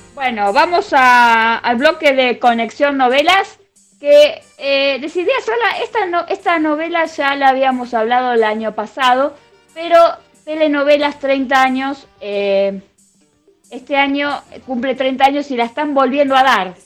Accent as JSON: {"language": "Spanish", "country": "Argentina", "said": "nosotros los argentinos"}